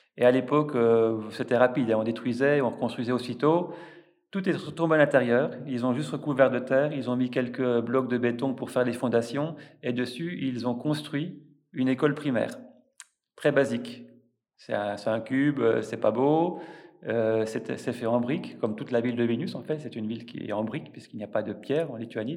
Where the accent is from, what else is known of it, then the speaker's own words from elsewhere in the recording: France; moved away as an adult; also born or lived in Lithuania; now in Vilnius, Lithuania; en tant que Français, je ne suis pas juif, je suis pas lituanien